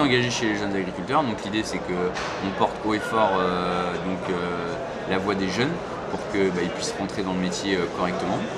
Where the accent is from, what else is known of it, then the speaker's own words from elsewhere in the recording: Seine-Maritime, Normandy, France; je suis originaire de Normandie, en Seine-Maritime